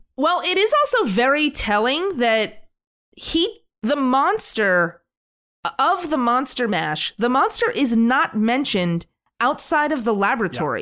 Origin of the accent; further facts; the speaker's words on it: New York, United States; we're from New York